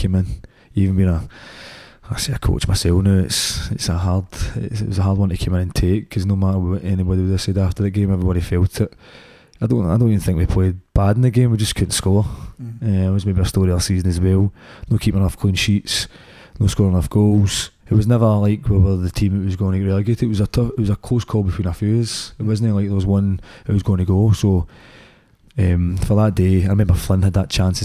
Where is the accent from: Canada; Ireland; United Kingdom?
United Kingdom; Scotland; growing up in Scotland